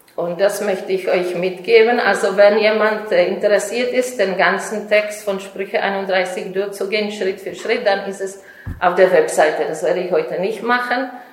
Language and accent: German; Czechia; German is a second language; now in Israel; ich komme ursprünglich aus Tschechien